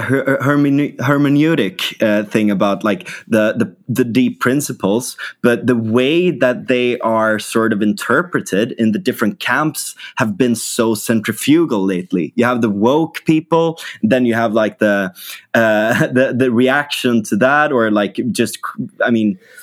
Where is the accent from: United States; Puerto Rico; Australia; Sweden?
Sweden; we in, in Sweden